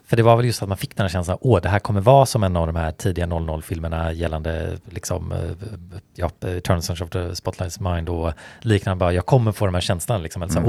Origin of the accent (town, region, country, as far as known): Sweden